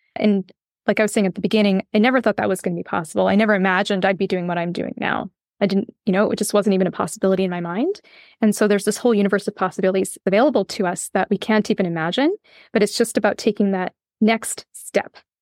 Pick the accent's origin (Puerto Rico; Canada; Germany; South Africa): Canada; west coast of Canada; moved away as an adult; also born or lived in Ireland; Yes, I grew up in Canada, uh, in the west coast of Canada.